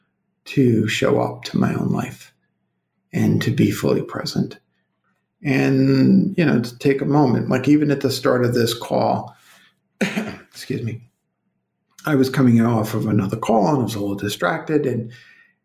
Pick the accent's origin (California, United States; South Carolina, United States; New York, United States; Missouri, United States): New York, United States; Brooklyn; now in Colorado, United States; I'm from Brooklyn